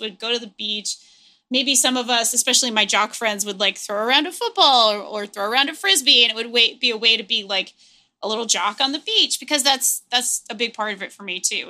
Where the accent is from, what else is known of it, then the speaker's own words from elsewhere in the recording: New England, United States; I grew up in New England